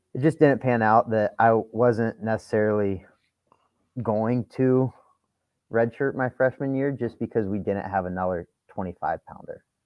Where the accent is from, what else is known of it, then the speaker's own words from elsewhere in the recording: St. Paris, Ohio, United States; moved away as an adult; I came from St. Paris, Ohio, and for people that don't know, it's one of, in my opinion, one of the best wrestling schools in the country. And I got my butt kicked every day in my high school room